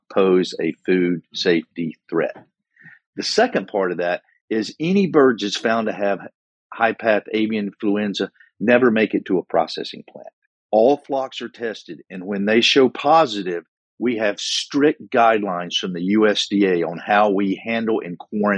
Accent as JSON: {"language": "English", "area": "Wilkes County", "region": "North Carolina", "country": "United States", "tie": "born or raised there", "said": "growing up in Wilkes County, North Carolina"}